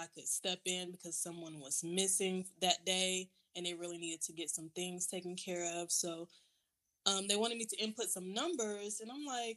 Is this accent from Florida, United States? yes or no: yes; Florida, United States; now in Georgia, United States; I'm originally from Florida